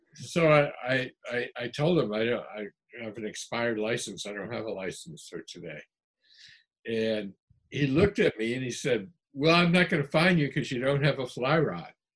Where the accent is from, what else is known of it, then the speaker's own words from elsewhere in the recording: New England, United States; I come from New England